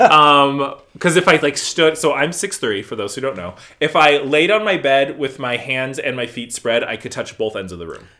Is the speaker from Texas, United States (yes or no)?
no; Mesa, Arizona, United States; now in East Coast, United States; Born and raised in Mesa, Arizona